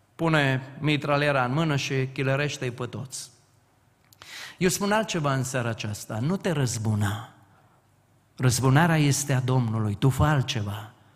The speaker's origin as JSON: {"language": "Romanian", "area": "Timiș valley", "region": "Timiș County", "country": "Romania", "said": "locuiesc și vin din frumoasa vale a Timișului"}